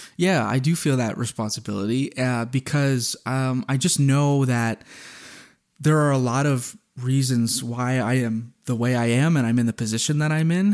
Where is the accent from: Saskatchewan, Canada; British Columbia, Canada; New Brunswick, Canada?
New Brunswick, Canada; I'm from New Brunswick